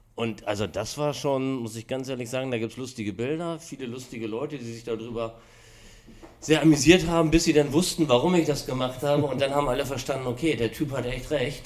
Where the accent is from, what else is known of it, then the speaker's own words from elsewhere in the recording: Hanover, Lower Saxony, Germany; also born or lived in Hamburg; ich komme aus Hannover, war eigentlich nie in einem Vespa-Club, sondern man hat sich so als Scooterboy in Hannover vor einschlägigen Location getroffen